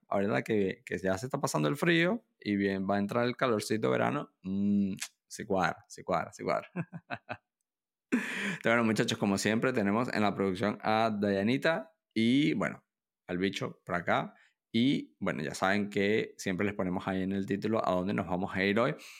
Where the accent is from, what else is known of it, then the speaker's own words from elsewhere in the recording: Venezuela; moved away; also born or lived in Pamplona, Spain; yo soy extranjero, yo, yo soy venezolano, yo viví en Pamplona por varios años